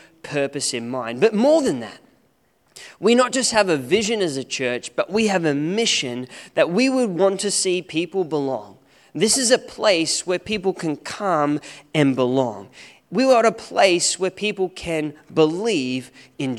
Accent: Australia; now in New Zealand; As an Aussie

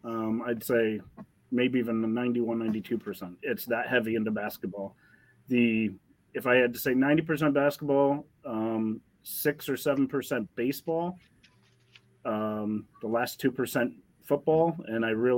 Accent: St. Louis, Missouri, United States; I'm from St. Louis

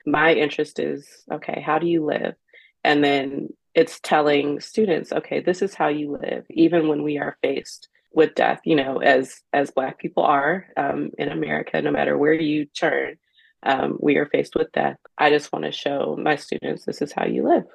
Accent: Cincinnati, Ohio, United States; I'm from Cincinnati, Ohio, born and raised

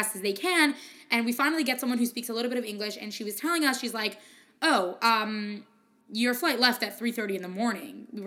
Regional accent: United States; I'm an American

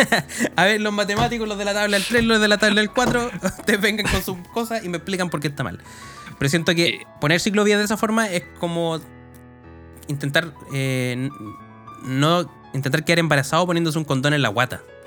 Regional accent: Chile

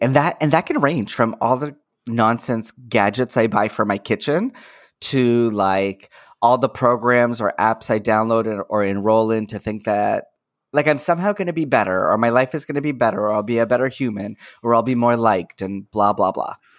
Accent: Toronto, Ontario, Canada; I'm born and raised in Toronto

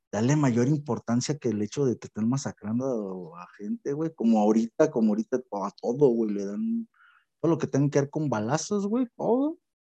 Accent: Mexico; nosotros como mexicanos

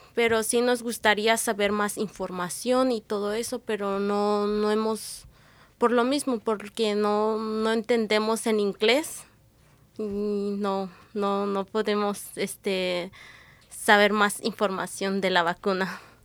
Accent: Triqui region, Oaxaca, Mexico; first language Triqui; Spanish is a second language; now in Washington, United States; Soy del estado de, Oaxaca, de la región Triqui, eh, de Yusuyusi, Cupala

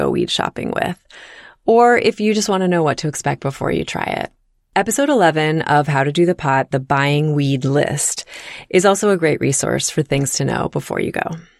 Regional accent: East Coast, United States; also born or lived in Virginia / Connecticut / Maryland / New York; I grew up on the East Coast and moved around a bit. I've lived in Virginia, Connecticut, Maryland, and New York.

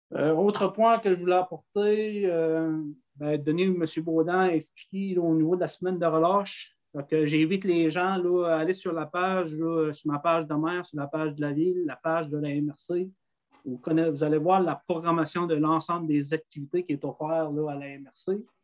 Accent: Grande-Rivière, Quebec, Canada; chez nous à Grandguerre

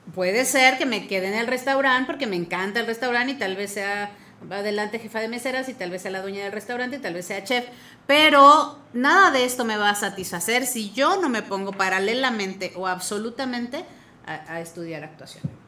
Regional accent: Mexico; Soy mexicana, soy mexicana.

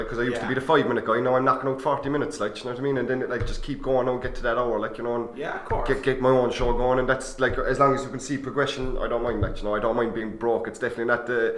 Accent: Mallow, Munster, Ireland; I'm from Mallow

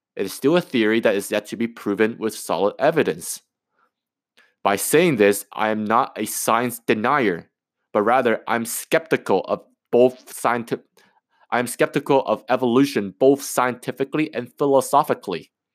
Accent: Canada; I'm a Canadian, I, I, I'm from Canada

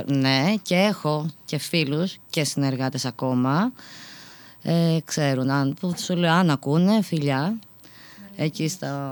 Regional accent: Athens, Attica, Greece; είμαι από την Αθήνα

